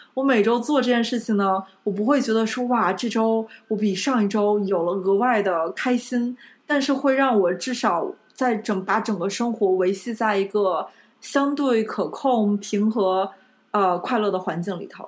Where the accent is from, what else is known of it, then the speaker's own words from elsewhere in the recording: Beijing, China; moved away as an adult; also born or lived in Fuzhou; 我在北京海淀长大